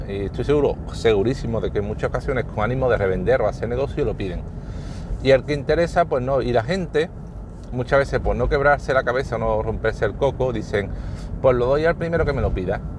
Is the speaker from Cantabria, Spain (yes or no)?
no; Andalusia, Spain; accent: Sevillian; me dicen que tengo un acento sevillano fuerte